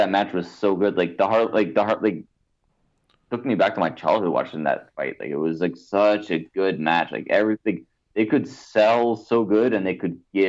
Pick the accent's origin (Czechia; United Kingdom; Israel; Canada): Canada; being Canadian